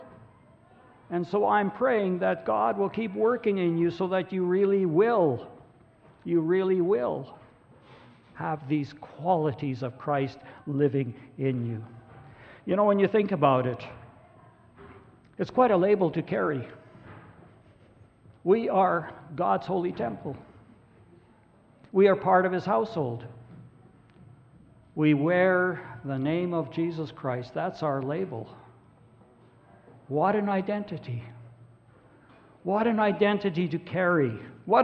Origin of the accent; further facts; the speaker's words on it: Grande Prairie, Alberta, Canada; I'm Norwegian, or I'm a farmer, grew up around Grand Prairie, Alberta.